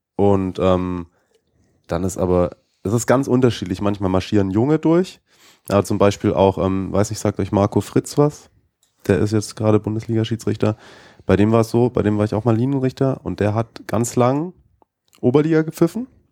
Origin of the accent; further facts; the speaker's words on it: Baden-Württemberg, Germany; moved away as an adult; now in Munich, Germany; ich komme ja ursprünglich aus Baden-Württemberg